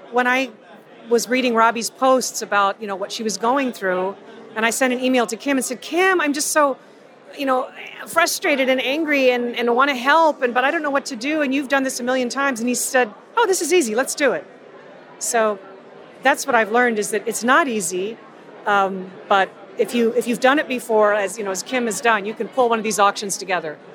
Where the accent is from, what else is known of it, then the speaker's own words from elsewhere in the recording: Tampa, Florida, United States; Robbi Lepre and I are about 10 days apart in age. We're both girls from Tampa.